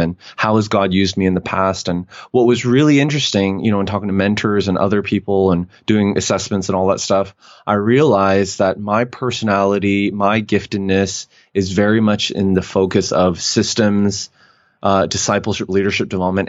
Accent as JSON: {"language": "English", "country": "Canada", "moved": "as an adult", "lives_now": "United States", "said": "I'm Canadian"}